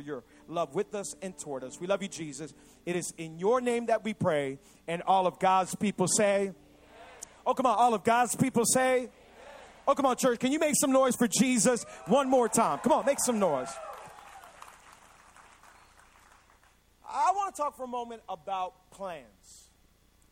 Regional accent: Hialeah, Florida, United States; also born or lived in Cutler Ridge, Florida; I was born and raised in Hialeah, Florida.

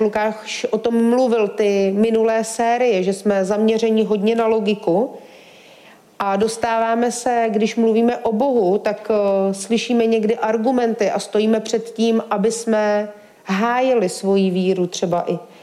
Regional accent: Czechia; já jsem ze Šumavy

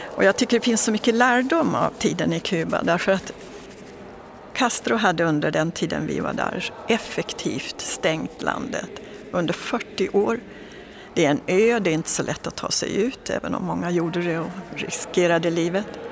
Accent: Dalarna County, Sweden; så är jag född och uppväxt i en liten by i Dalarna

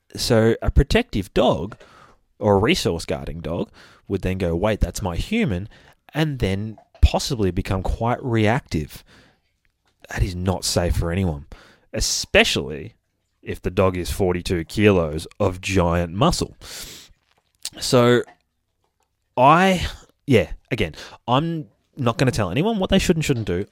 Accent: Australia; accent: Aussie; I'd like to say I try to put on my best Aussie accent for you guys, but I reckon I'm already doing a pretty good shot at it.

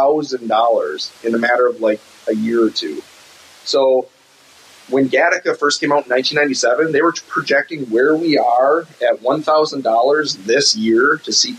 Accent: Northwoods of Wisconsin, United States; I'm from the Northwoods of Wisconsin

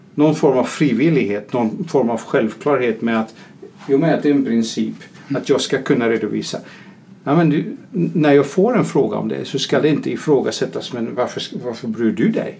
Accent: Netherlands; now in Sweden; jag som holländare bor i Sverige

